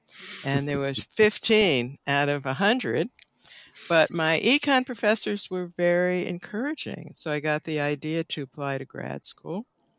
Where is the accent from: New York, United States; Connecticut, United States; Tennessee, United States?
New York, United States; New York City; moved away as an adult; I grew up in the New York City area, first in Manhattan and then in Queens, Forest Hills. Yeah, Forest Hills, Queens. Yeah, I went to Forest Hills High School.